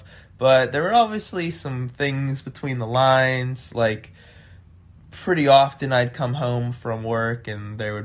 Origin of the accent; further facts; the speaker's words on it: Midwest, United States; also born or lived in Chicago; I'm from the Midwest